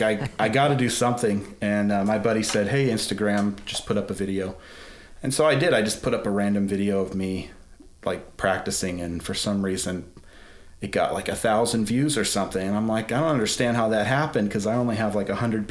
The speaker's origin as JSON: {"language": "English", "region": "Colorado", "country": "United States", "tie": "born or raised there", "also_born_or_lived": "Atlanta", "moved": "as an adult", "said": "I'm from Colorado. I grew up in Colorado, but eventually my wife and I moved to Atlanta"}